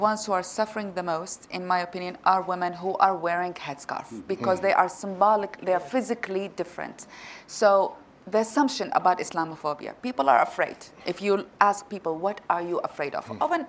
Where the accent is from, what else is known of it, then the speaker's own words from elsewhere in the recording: Iraq; now in United States; as someone who is born and raised in Iraq, Muslim-dominated country.